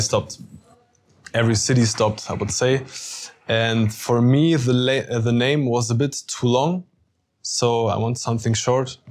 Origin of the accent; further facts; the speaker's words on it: Kassel, Hesse, Germany; I'm from Germany, of course. I'm 25 years old. I'm from Kassel